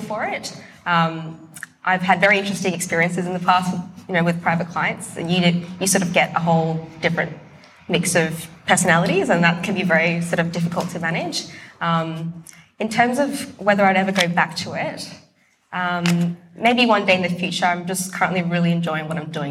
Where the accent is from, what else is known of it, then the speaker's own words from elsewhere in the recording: Brisbane, Queensland, Australia; also born or lived in Sydney; I was born in Sydney, moved to Brisbane when I was young, but I decided to stay in Brisbane.